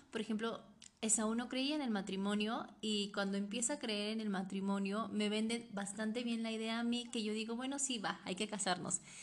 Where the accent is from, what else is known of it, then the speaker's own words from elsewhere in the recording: Oaxaca, Mexico; yo nací en el estado de Oaxaca